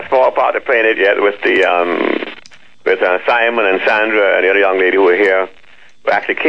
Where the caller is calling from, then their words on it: Freeport, Grand Bahama, Bahamas; I'm calling from Freeport.